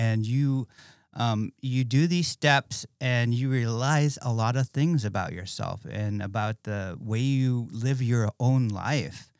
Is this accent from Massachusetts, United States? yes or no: no; Bethel, Alaska, United States; moved away as an adult; growing up in Bethel, it was pretty crazy, um, very small town